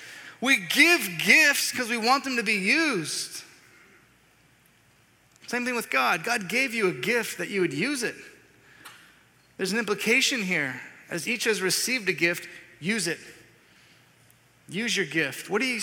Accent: the South, United States; Well, here's my idea. I'm from the South. I want to boil up 200 pounds of crawfish, dump them out on the table, and then everyone comes out.

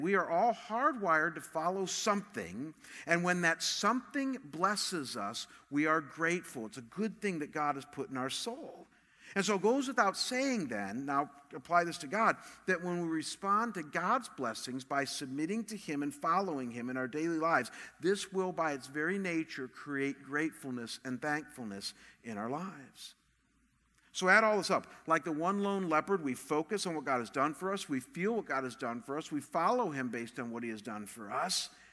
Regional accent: Cleveland, Ohio, United States; moved away; I come from Cleveland

